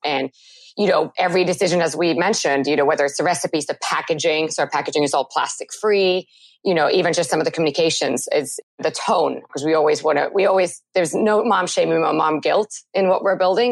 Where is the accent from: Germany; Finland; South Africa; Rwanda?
Finland; Helsinki, Uusimaa; moved away; I am originally from Finland, so born and raised in Helsinki.